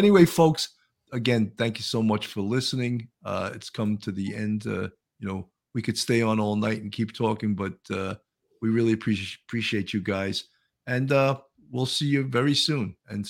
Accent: New York, United States; I've born and raised in New York State

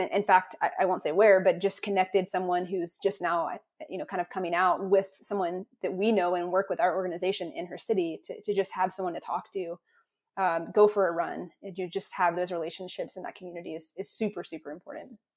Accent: North Carolina, United States; I grew up in North Carolina in, in the conservative Southeast

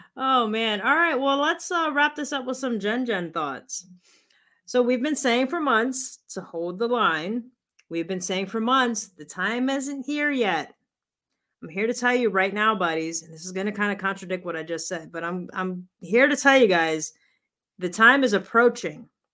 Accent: United States; We as American people

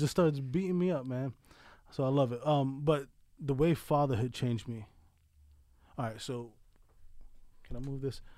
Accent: New York City, New York, United States; moved away as an adult; also born or lived in Colorado / Pennsylvania; now in Delaware County, Pennsylvania, United States; Born and raised in the South Bronx, Sunview Projects

